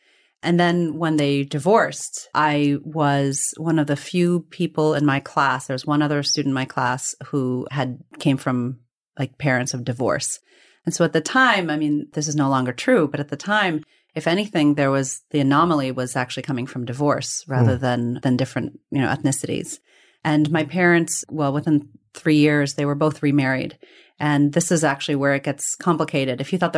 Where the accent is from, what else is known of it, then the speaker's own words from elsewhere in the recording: Bulawayo, Zimbabwe; born there; was in Bulawayo. And so I was born in Zimbabwe, of all places.